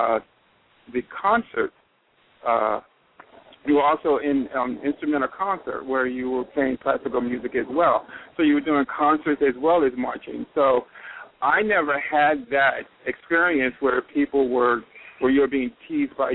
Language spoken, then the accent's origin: English; York, Pennsylvania, United States; I came from York, Pennsylvania, and York High was the local high school